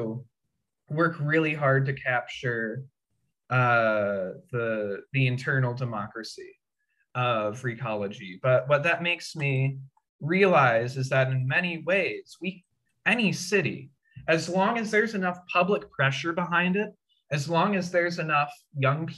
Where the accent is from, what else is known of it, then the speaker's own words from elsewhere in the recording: Indiana, United States; moved away as an adult; now in San Francisco, United States; my hometown in Indiana